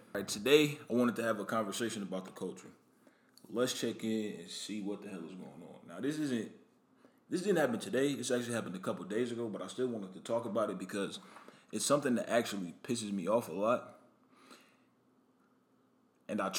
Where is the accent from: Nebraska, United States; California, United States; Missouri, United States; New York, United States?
Nebraska, United States; Omaha; now in Atlanta, United States; I'm originally from Omaha, Nebraska.